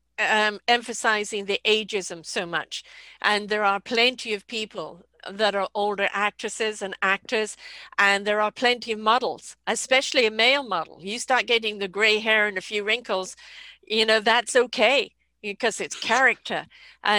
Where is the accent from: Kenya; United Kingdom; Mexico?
United Kingdom; England; moved away; I'm from England